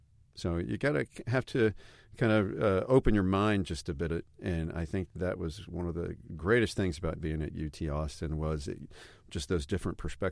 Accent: Stuttgart, Baden-Württemberg, Germany; I grew up in Stuttgart, and my children were able to live in Germany as well.

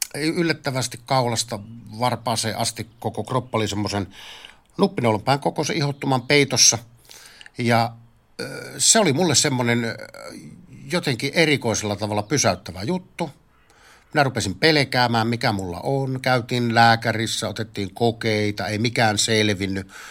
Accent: Varkaus, North Savo, Finland; moved away; Minä olen Varkaudesta kotoisin.

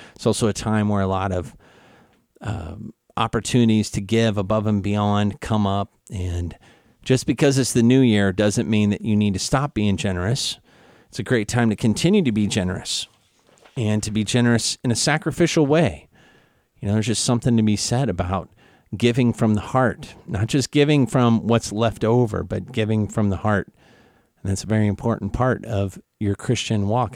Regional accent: Kansas City, Missouri, United States; moved away; I'm from Kansas City, right on the border of Missouri, Kansas

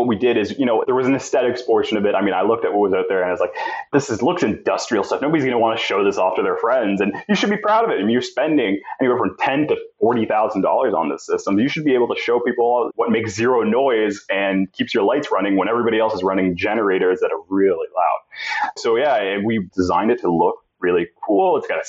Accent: Canada; I think we had a little bit of an advantage being Canadian

